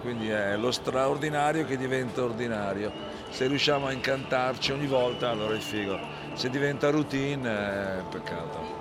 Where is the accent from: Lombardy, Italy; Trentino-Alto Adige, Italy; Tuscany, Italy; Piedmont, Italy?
Lombardy, Italy; Milan; io sono di Milano